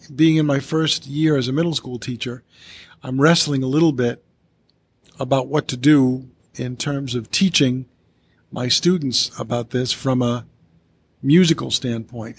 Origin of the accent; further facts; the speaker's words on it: Coventry, Rhode Island, United States; the one middle school in my hometown of Coventry